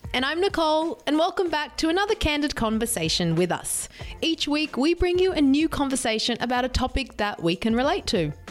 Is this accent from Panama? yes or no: no; Sydney, New South Wales, Australia; moved away as an adult; also born or lived in San Diego; My hometown is here in Sydney